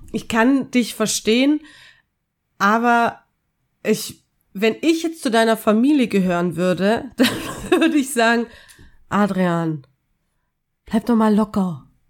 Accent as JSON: {"language": "German", "country": "Austria", "tie": "born or raised there", "said": "in meiner Kindheit in Österreich"}